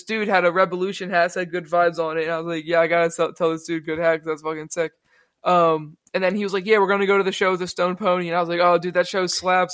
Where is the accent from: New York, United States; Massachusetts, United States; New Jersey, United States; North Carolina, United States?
New Jersey, United States